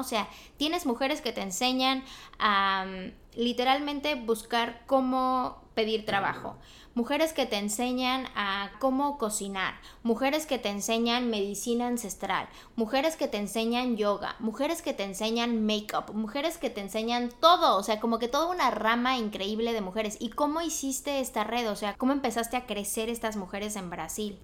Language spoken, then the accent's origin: Spanish; Mexico; now in Los Angeles, United States; yo soy de México, pero yo vivo pues aquí en Los Ángeles